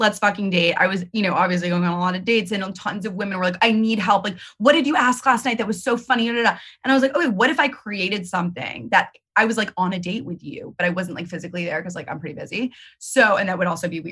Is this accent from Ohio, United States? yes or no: no; New York, United States; I'm a New Yorker.